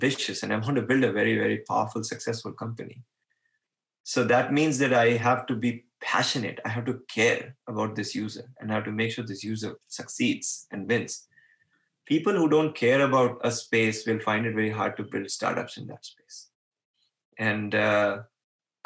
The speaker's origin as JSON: {"language": "English", "town": "Mumbai", "region": "Maharashtra", "country": "India", "tie": "born or raised there", "said": "I was born in Bombay"}